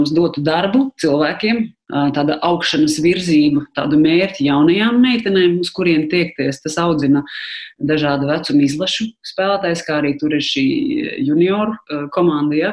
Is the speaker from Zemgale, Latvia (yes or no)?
no; Riga, Latvia; es esmu no Rīgas